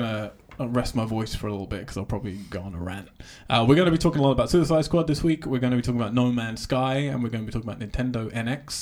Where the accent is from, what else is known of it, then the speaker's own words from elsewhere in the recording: Cambridge, East of England, United Kingdom; We're now in Cambridge, my hometown, where I grew up in a hotel room